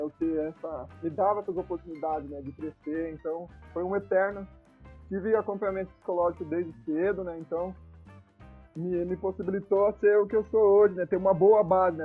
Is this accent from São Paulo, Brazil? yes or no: yes; Piracicaba, São Paulo, Brazil; now in Baixada Santista, Brazil; eu sou natural de Piracicaba, né, e hoje eu tô exclusivamente aqui em Piracicaba